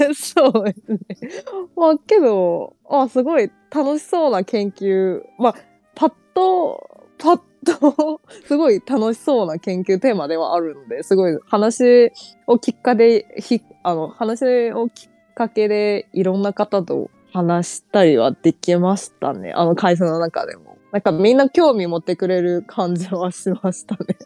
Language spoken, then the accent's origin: Japanese; China; first language Chinese; Japanese is a second language; also born or lived in Japan; 4歳から中国に帰って